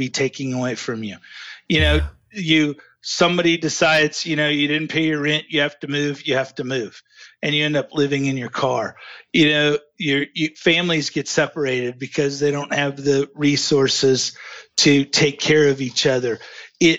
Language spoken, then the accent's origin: English; Ozark, Missouri, United States; In Ozark, Missouri, in the Ozark Mountains.